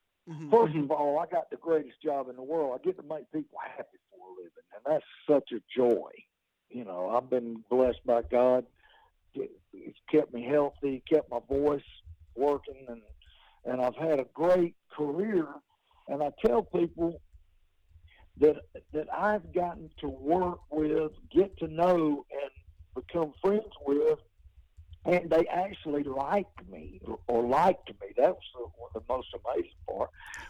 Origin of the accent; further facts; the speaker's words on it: Georgia, United States; also born or lived in Athens, Georgia; I'm from Athens, Georgia, and I was raised down in South Georgia. My daddy moved us down there. My family are farmers.